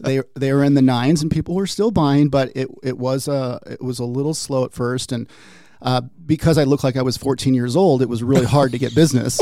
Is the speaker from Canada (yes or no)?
no; Peoria, Arizona, United States; also born or lived in Washington State; I typically tell people I'm a native